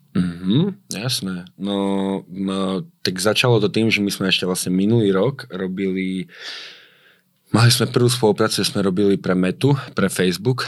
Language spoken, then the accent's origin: Slovak; Slovakia; moved away as an adult; also born or lived in Miami, United States; jak som prišiel na Slovensko naspäť, ja som medzi tým chodil do školy, akože už iba na tú maturitu